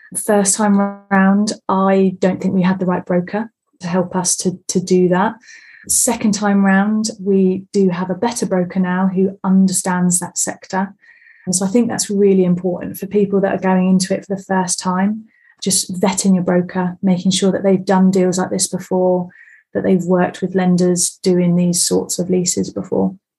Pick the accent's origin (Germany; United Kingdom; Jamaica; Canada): United Kingdom; Bexhill-on-Sea, South East England; now in High Wycombe, United Kingdom; I'm originally from Bexhill on Sea, down right down south